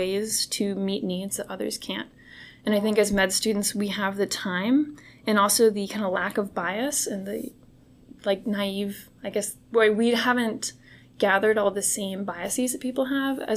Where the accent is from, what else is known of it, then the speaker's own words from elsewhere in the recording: Bay Area, California, United States; moved away as an adult; now in Houston, United States; when I grew up in California